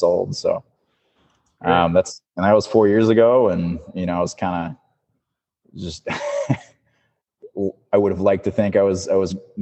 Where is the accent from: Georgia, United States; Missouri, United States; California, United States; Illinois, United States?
Missouri, United States; moved away as an adult; also born or lived in Kansas / New Mexico / San Antonio, Texas; now in Seattle, United States; I grew up in Missouri